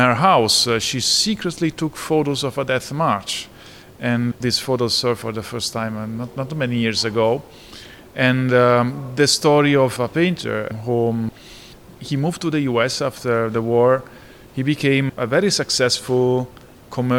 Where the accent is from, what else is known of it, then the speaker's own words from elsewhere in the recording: Italy; accent: strong Italian; my accent, it's an indication that I was born in Italy